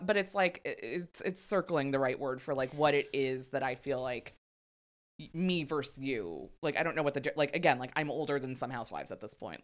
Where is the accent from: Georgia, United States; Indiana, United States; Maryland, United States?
Maryland, United States; In Maryland, but in, like, a very red area of Maryland